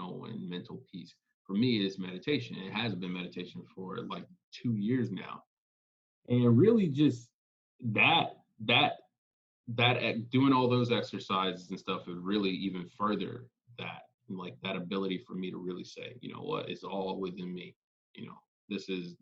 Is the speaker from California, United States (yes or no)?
yes; Los Angeles, California, United States; now in New York City, United States; I grew up in South Central, I never thought that that would be a permanent place